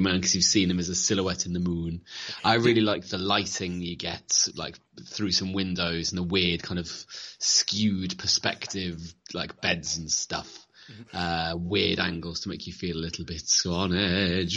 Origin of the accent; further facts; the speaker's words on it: Leicester, East Midlands, United Kingdom; I'm from Leicester